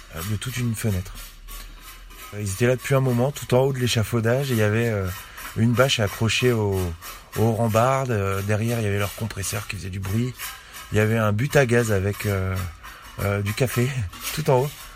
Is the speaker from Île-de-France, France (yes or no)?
yes; Paris, Île-de-France, France; accent: Parisian; mon accent de parisien, l'accent que j'ai quand je m'adresse à vous